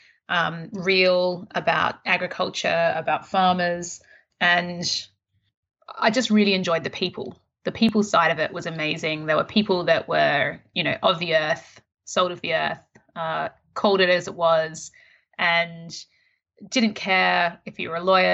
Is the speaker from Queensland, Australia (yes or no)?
no; Melbourne, Victoria, Australia; moved away as an adult; now in Sydney, Australia; Based in Sydney, so I'm originally from Melbourne.